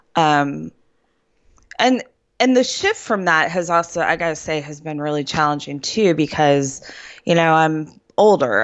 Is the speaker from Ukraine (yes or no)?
no; Cleveland, Ohio, United States; moved away as an adult; also born or lived in central Pennsylvania; now in Pennsylvania, United States; I'm from Cleveland, Ohio